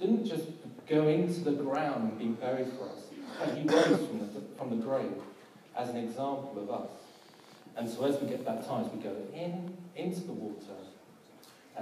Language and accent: English; London, United Kingdom; I'm from South London